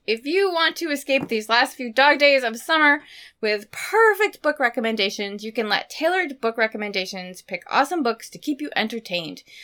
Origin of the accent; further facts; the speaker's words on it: Maine, United States; moved away; where I grew up in Maine